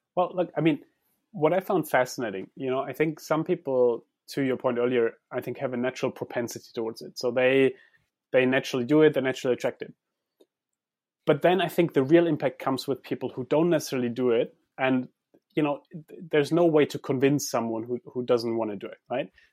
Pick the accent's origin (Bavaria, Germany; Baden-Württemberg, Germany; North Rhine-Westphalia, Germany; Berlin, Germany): Baden-Württemberg, Germany; Heidelberg; I grew up in Heidelberg